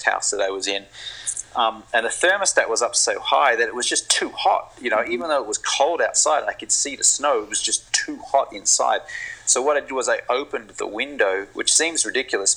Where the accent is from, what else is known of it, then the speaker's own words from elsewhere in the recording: Brisbane, Queensland, Australia; moved away; I grew up in Brisbane in Australia on the East Coast